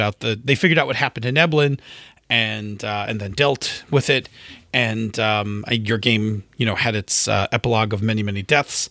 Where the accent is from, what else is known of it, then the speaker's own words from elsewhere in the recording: Buffalo, New York, United States; I'm from Buffalo